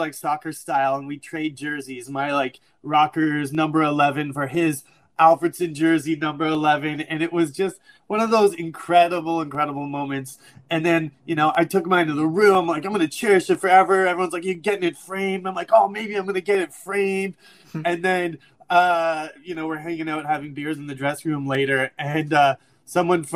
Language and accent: English; Manotick, Ontario, Canada; I grew up in Manitouk, Ontario